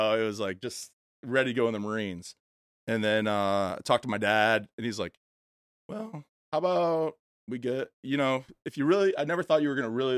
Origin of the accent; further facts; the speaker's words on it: Illinois, United States; I was born in Illinois, suburbs of Chicago, grew up there, middle-class life